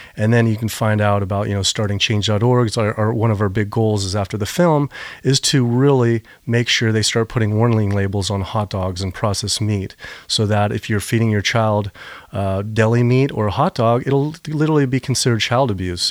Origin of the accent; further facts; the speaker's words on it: Virginia, United States; my dad's from North Carolina, I'm from Virginia. And I grew up swimming in all these rivers